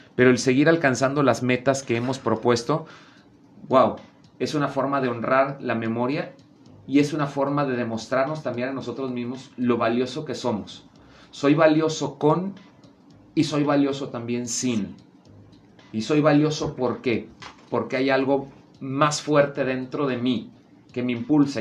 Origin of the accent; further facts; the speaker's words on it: Veracruz, Mexico; moved away; yo que vengo de Veracruz